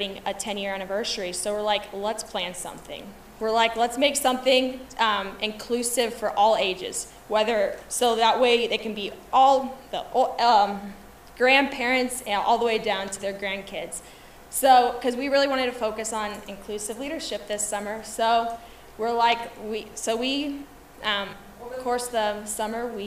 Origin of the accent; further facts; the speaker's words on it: Platte Center, Nebraska, United States; I am from Platte Center, Nebraska.